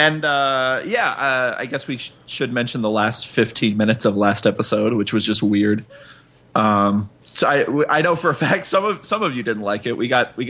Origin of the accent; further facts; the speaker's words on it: Naperville, Illinois, United States; I grew up in Naperville, which is, you know, a suburb of Chicago, and that is a very high sort of Indian population.